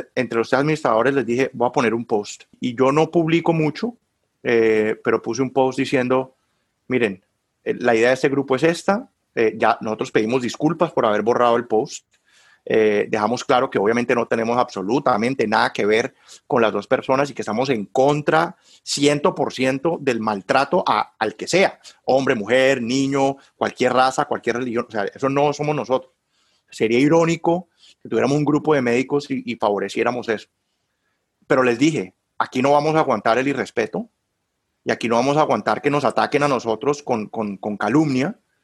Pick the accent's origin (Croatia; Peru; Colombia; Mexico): Colombia; Cali, Valle del Cauca; moved away as an adult; also born or lived in Bogotá, Colombia / Barcelona, Spain; now in Warsaw, Indiana, United States; yo soy caleño